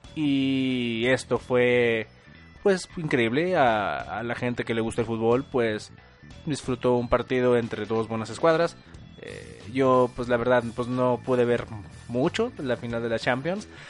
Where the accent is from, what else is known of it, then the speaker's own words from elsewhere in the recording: Torreón, Coahuila, Mexico; Torreón, Coahuila, eh, lugar de donde soy originario